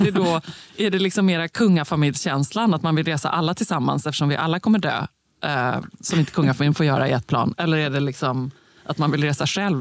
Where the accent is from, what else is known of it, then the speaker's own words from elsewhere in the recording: Gothenburg, Västra Götaland, Sweden; som den göteborgare jag är